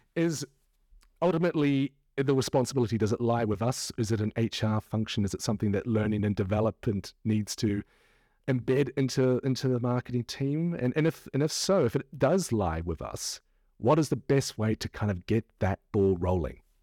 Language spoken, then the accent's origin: English; New Zealand; now in United Kingdom; I'm a Kiwi and I'm living among a country of Brits.